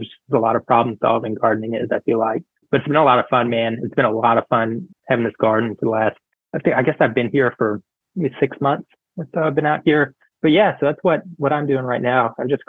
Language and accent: English; Fort Worth, Texas, United States; born there; So I was born in Fort Worth, Texas. My family relocated when I was really young.